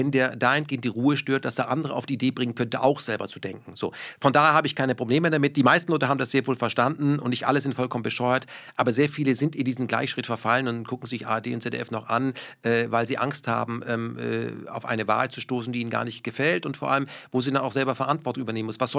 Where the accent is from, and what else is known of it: Baden-Württemberg, Germany; born or raised there; first language German; moved away; also born or lived in Krefeld / Berlin